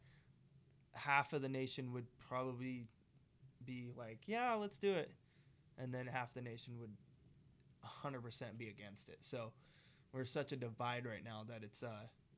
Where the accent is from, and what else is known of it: United States